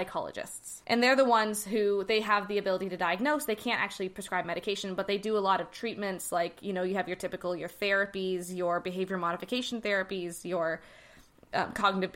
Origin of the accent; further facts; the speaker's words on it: Canada; I am Canadian